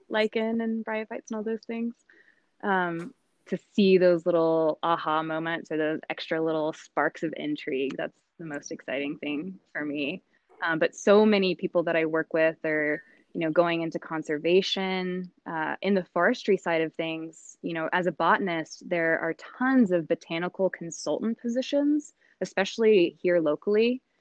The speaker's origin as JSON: {"language": "English", "region": "South Carolina", "country": "United States", "moved": "as an adult", "lives_now": "Humboldt County, United States", "said": "I'm originally from South Carolina, and I've been out here in Humboldt for about six years now"}